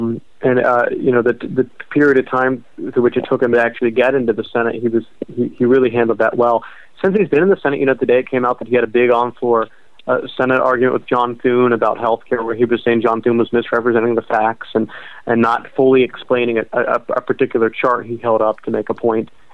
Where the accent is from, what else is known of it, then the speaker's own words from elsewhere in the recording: Ohio, United States; I'm from Ohio